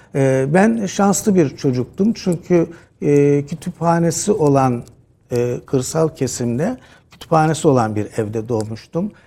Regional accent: Çaykara, Trabzon, Turkey; Trabzon'un Çaykara, e, ilçesinin Taşkıran mahallesinde doğdum

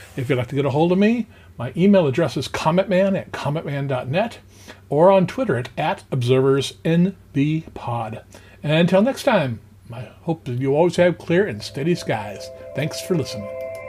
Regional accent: Los Angeles, California, United States; I grew up in the San Fernando Valley

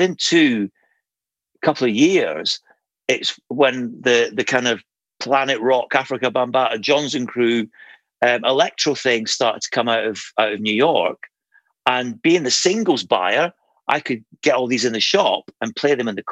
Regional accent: Aberdeen, Scotland, United Kingdom; moved away; I was originally from Aberdeen

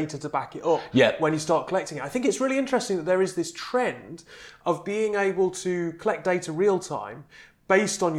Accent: Newcastle upon Tyne, North East England, United Kingdom; moved away; also born or lived in London

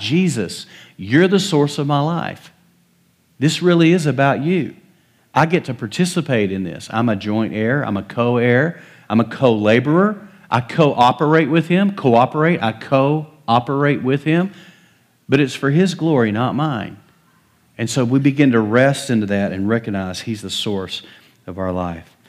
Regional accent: West Texas, United States; moved away; I was raised in West Texas.

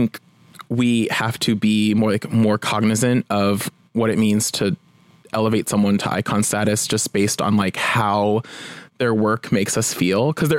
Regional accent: New Jersey, United States; now in Los Angeles, United States; I'm from Jersey.

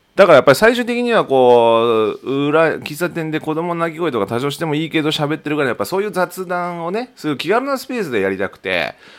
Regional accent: Tokachi, Hokkaido, Japan; 地元の十勝

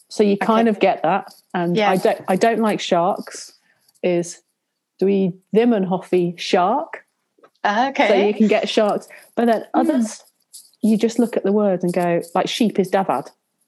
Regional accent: Worcestershire, West Midlands, United Kingdom; now in Scotland, United Kingdom; my accent is not Scottish, well spotted. My parents, my family all live down in the Midlands in Worcestershire.

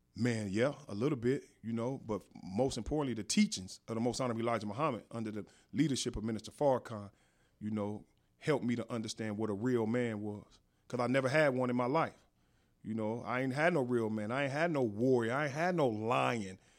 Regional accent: Inglewood, California, United States; also born or lived in Las Vegas; I was born and raised in Inglewood.

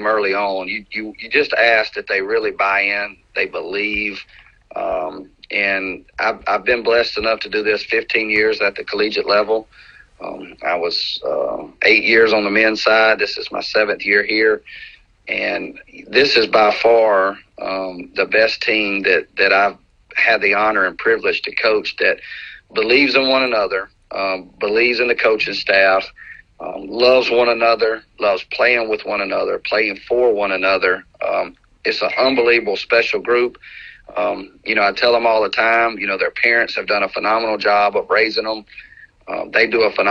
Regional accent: Meridian, Mississippi, United States; also born or lived in Hattiesburg, Mississippi; I'm an only child, born and raised. I was born in Hattiesburg, but raised in Meridian

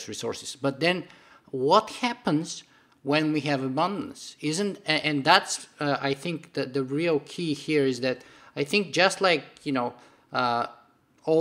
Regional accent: Bulgaria; moved away; I grew up in Bulgaria behind the Iron Curtain for the first 13 or 14 years of my life in communist Bulgaria.

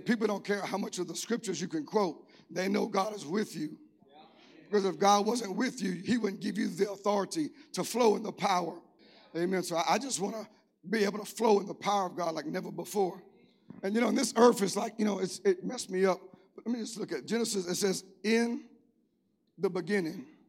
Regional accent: Cajun, Louisiana, United States; I'm Cajun

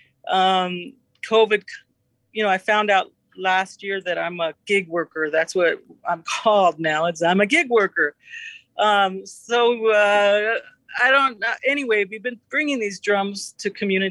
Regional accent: Southwest, United States; I'm a Chicana from the Southwest

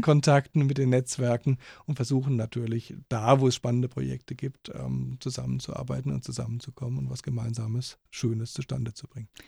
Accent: Germany; moved away as an adult; now in Austria; ich nicht Österreicher bin und aus Deutschland komme

